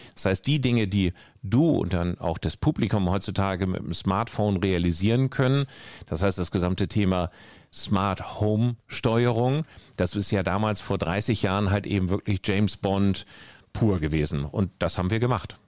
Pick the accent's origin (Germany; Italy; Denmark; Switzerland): Denmark; North Denmark Region; moved away; ich bin ganz, ganz oben im Norden in Dänemark groß geworden